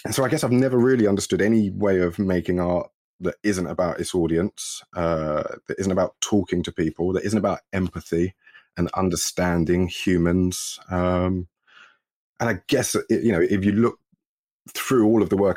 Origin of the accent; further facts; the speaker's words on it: London, United Kingdom; I grew up in East London in the 80s, in Newham, and Waltham Forest